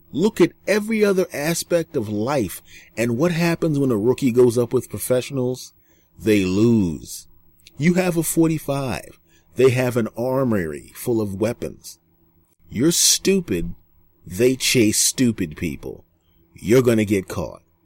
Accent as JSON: {"language": "English", "town": "Philadelphia", "region": "Pennsylvania", "country": "United States", "tie": "born or raised there", "said": "I was in Philadelphia, my hometown at the time."}